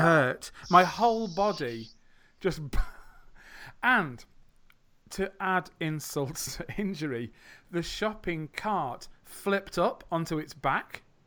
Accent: U K, England, United Kingdom; accent: English English, British English; I'm from the U K.

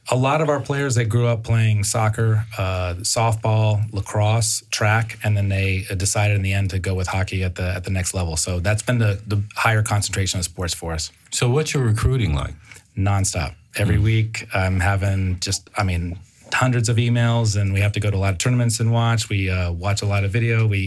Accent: Bethesda, Maryland, United States; I grew up in Bethesda, just down the way

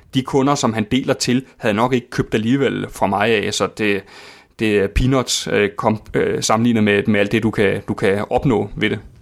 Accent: Køge, Zealand, Denmark; Køge og Herfølge og omegn, hvor jeg er vokset op.

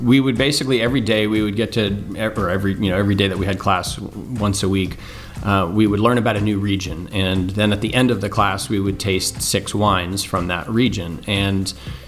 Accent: Berkeley, California, United States; I grew up in Berkeley, California here, so not far from wine country

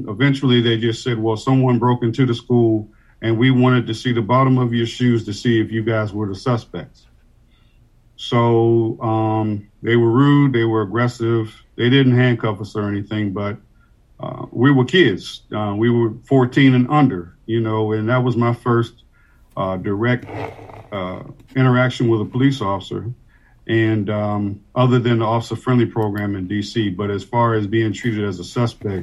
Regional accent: Washington, District of Columbia, United States; moved away as an adult; now in Annapolis, United States; Originally born and raised in Washington, D.C.

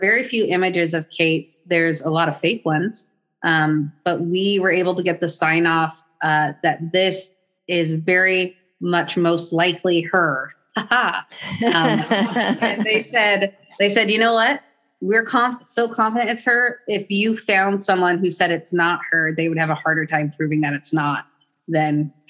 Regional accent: Portland, Oregon, United States; I'm from Portland

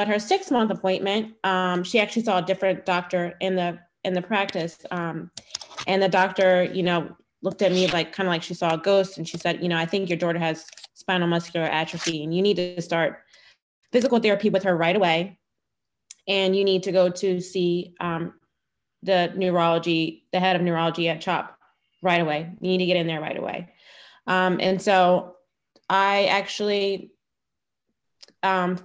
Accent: Philadelphia, Pennsylvania, United States; I am born and raised in Philadelphia and was there for a very long time

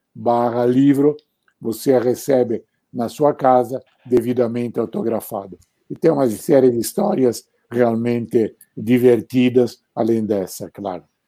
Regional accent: Arezzo, Tuscany, Italy; moved away; eu estava na minha cidade natal, em Arezzo

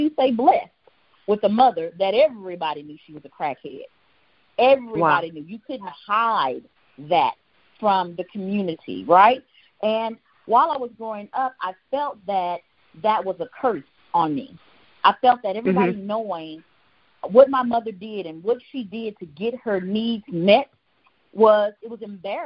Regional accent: Houston, Texas, United States; I grew up in Houston, Texas

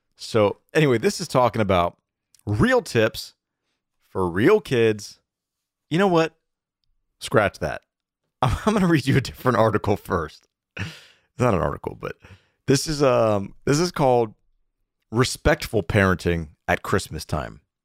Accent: Atlanta, Georgia, United States; also born or lived in Ohio; we grew up in Atlanta going to a Methodist church

